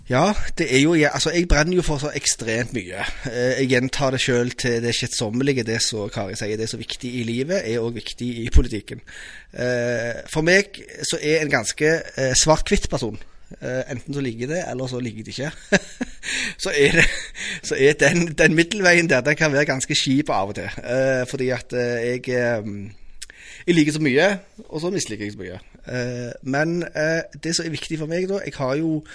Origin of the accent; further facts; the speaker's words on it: Stavanger, Rogaland, Norway; also born or lived in Mosterøy; jeg har vokst opp på Madla